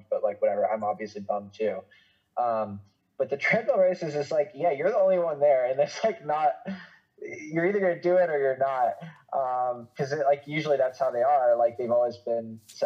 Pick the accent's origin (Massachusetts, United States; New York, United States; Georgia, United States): Massachusetts, United States; Boston; I grew up in Greater Boston, like my family is from there. I went to school there